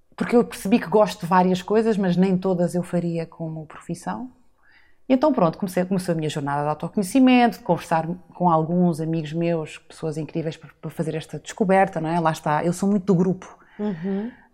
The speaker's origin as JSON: {"language": "Portuguese", "area": "São Miguel", "region": "Azores", "country": "Portugal", "tie": "born or raised there", "also_born_or_lived": "Lisbon", "moved": "as an adult", "said": "eu sou açoriana, nasci e cresci em São Miguel"}